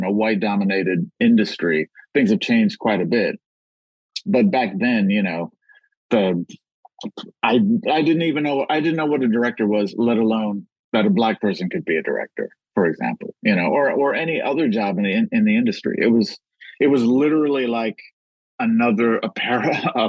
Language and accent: English; Los Angeles, California, United States; I grew up in South Central.